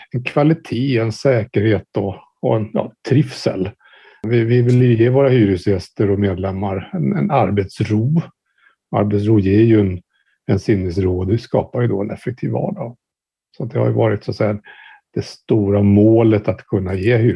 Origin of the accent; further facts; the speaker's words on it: Stockholm, Stockholm County, Sweden; född och uppvuxen i Stockholm. Här bor jag då med min familj